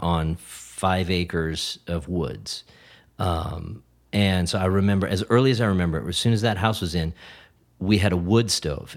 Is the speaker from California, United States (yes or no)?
no; Brainerd, Minnesota, United States; moved away; I grew up in Brainerd, Minnesota